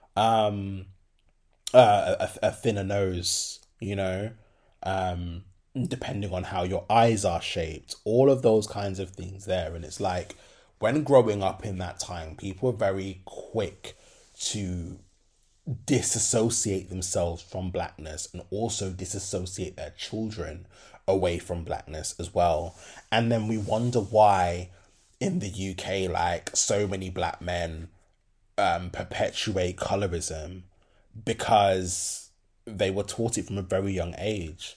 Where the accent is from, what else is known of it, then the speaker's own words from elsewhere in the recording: Birmingham, West Midlands, United Kingdom; I'm from Birmingham